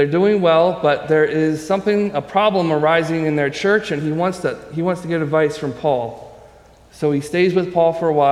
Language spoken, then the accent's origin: English; Maryland, United States; I grew up in Maryland.